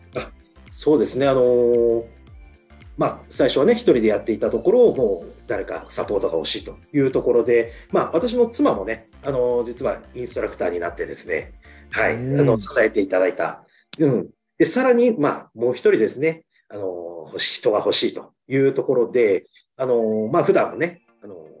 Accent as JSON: {"language": "Japanese", "region": "Shizuoka", "country": "Japan", "tie": "born or raised there", "said": "私の地元のですね、あの静岡"}